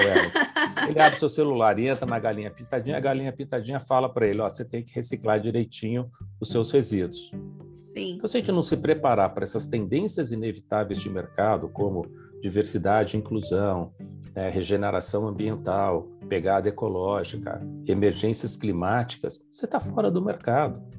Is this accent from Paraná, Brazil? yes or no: no; São Paulo, Brazil; now in Campinas, Brazil; eu sou de São Paulo, moro em Campinas